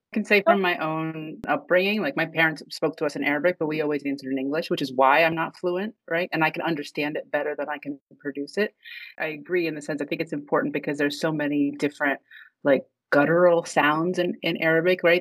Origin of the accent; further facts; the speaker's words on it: Virginia, United States; moved away as an adult; also born or lived in Egypt; now in New York, United States; my family's Egyptian. Um, I was actually born overseas, but ra- we moved here when I was three. So, I was raised in Virginia, and then I've lived in New York for over 20 years